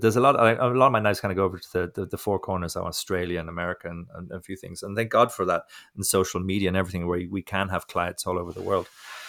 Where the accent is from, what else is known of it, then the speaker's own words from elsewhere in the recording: Ireland; I'm being a prick now because I'm from Ireland. I'm giving the English a hard time.